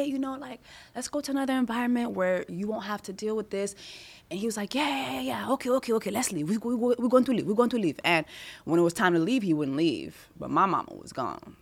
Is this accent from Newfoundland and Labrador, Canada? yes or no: no; Montreal, Quebec, Canada; I was born in Montreal, Canada, which a lot of Haitians go to because it's French speaking